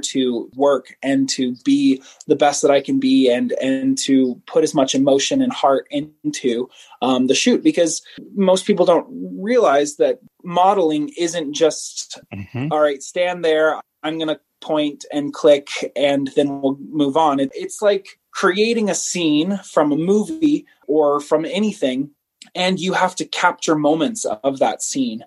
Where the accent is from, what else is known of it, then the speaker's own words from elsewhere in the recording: Savannah, Georgia, United States; now in Utah, United States; I'm from Savannah.